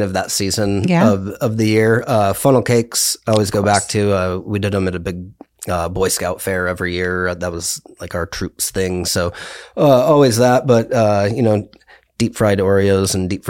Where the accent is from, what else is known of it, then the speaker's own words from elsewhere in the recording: Tempe, Arizona, United States; now in Prescott, United States; I grew up in Tempe